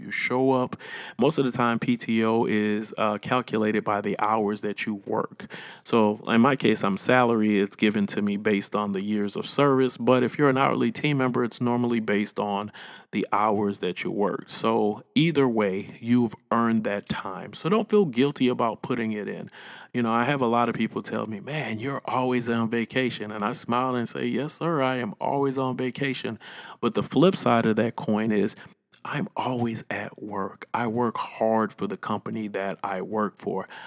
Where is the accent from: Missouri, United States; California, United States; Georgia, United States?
Missouri, United States; St. Louis; I'm from Saint Louis, Missouri